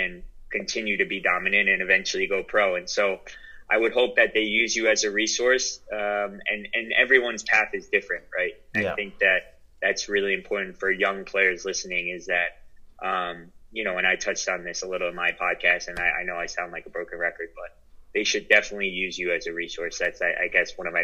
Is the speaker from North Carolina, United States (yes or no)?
no; Holmdel, New Jersey, United States; I grew up in Holmdel.